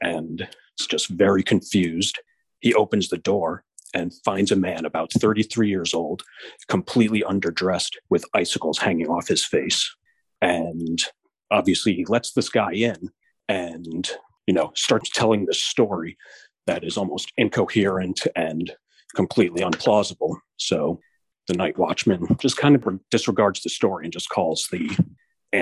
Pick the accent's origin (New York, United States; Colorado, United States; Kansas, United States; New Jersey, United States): New York, United States; Buffalo; we're both from Buffalo